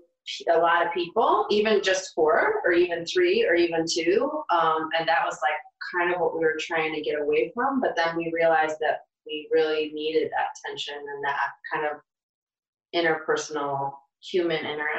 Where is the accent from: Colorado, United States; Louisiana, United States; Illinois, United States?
Illinois, United States; Chicago; We're from Chicago.